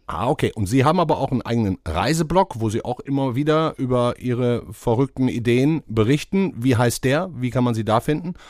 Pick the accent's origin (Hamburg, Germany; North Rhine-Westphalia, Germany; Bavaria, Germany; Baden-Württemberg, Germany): North Rhine-Westphalia, Germany; Duisburg; meine Heimatstadt